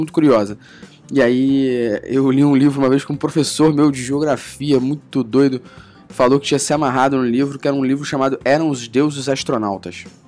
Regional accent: Rio de Janeiro, Brazil; accent: chiado; eu sou do Rio. É. então a gente fala muito chiado aqui

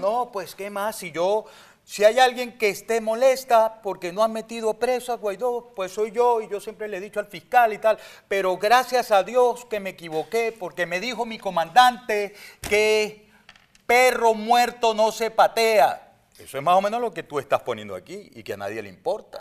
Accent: Venezuela; Yo soy ciudadano venezolano

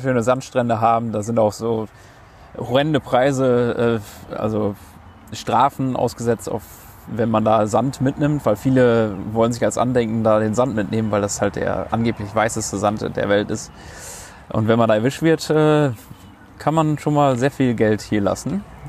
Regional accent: Münster, North Rhine-Westphalia, Germany; moved away as an adult; now in Sunshine Coast, Australia; bei uns zu Hause in Münster

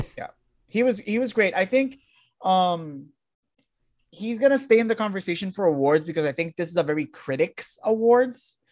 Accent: Puerto Rico; moved away

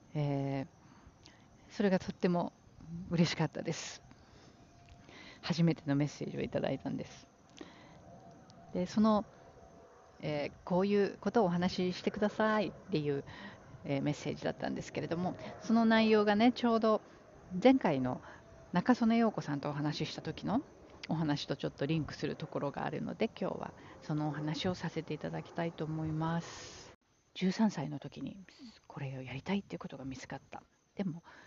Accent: Japan; moved away as an adult; now in New York, United States; うちの実家母の住んでいる実家は海から近い

